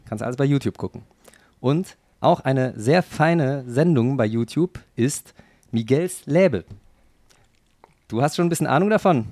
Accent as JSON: {"language": "German", "town": "Cologne", "region": "North Rhine-Westphalia", "country": "Germany", "tie": "born or raised there", "accent": "Kölsch", "said": "ich bin ja gebürtiger Kölner, das bei mir das Kölsche, was noch mitschwingt"}